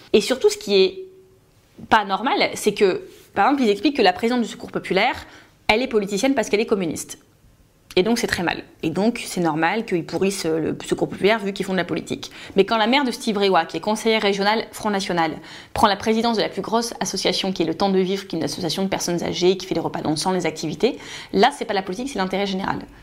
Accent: Hénin-Beaumont, Hauts-de-France, France; Je suis originaire d'Hénin-Beaumont. J'ai deux grands-parents de Hénin-Liétard, deux grands-parents de Beaumont-Artois

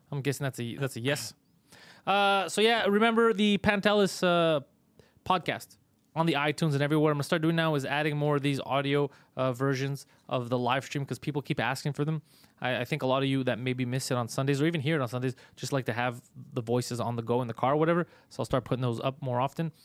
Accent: Montreal, Quebec, Canada; it's a neighborhood we're from

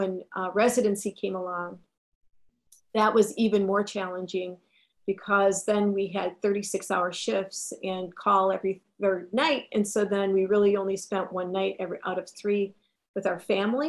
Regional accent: Milwaukee, Wisconsin, United States; I was born and raised in Milwaukee, Wisconsin

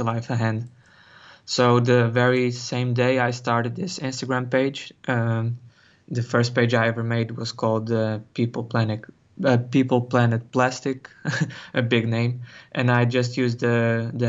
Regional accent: Algarve, Portugal; also born or lived in Cascais, Portugal / Netherlands; I was born in Cascais, near Lisbon, also near the sea. And when I was 8, I moved to the Algarve in the south, also near the sea.

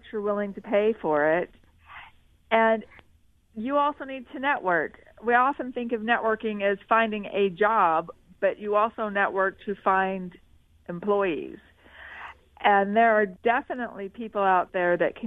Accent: Salt Lake City and St. George, Utah, United States; I grew up in Salt Lake in St. George, and so I know the area

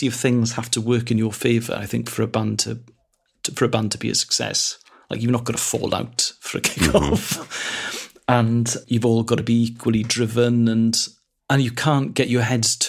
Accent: Carmarthen, Wales, United Kingdom; first language Welsh; English is a second language; Carmarthen, where I grew up, was 5 hours from London

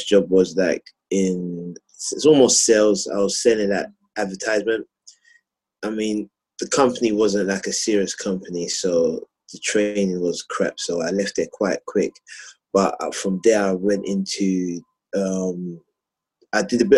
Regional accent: London, United Kingdom; I grew up in Southeast London, Camberwell

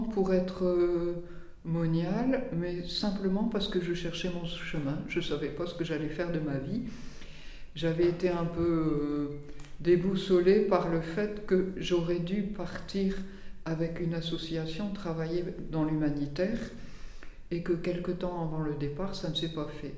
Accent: the North, north of France, France; moved away as an adult; now in Tarascon, France; Je viens du Nord, j'ai vécu dans le Nord jusqu'à 30 ans

